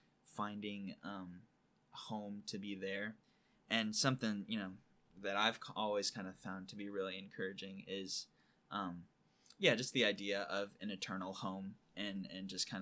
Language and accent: English; California, United States; well, screw it, I'm from California, you know.